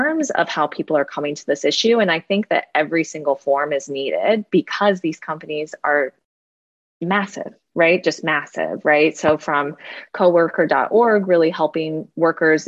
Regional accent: Moline, Illinois, United States; I'm from Moline, Illinois

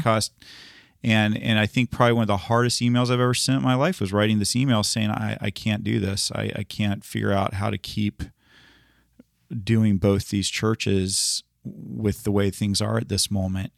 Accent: United States; I grew up here in the United States

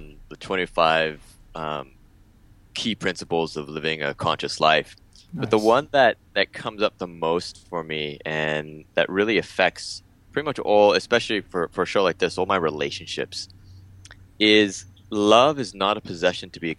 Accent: San Diego, California, United States; moved away as an adult; also born or lived in Mexico City, Mexico; now in Bali, Indonesia; I was born in Mexico City, and I moved when I was about 9 or 10 months old to the United States. Grew up in San Diego, California

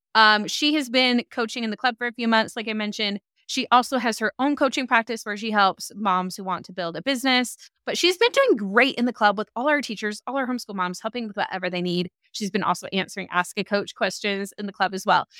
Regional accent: Salt Lake City, Utah, United States; I'm from Salt Lake

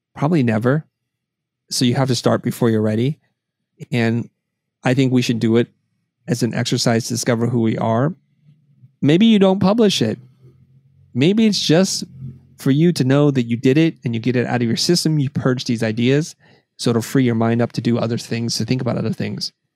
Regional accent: United States; I was three when I came to the United States, and so I don't really have much. So America, for uh, as far as I know, has been always our home

